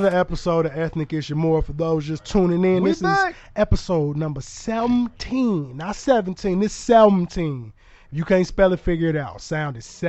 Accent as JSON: {"language": "English", "area": "the East Side", "region": "Illinois", "country": "United States", "lives_now": "Cahokia, United States", "said": "I'm from the East Side. I'm over in Cahokia. Yeah. I ain't where I'm from, but that's where I reside"}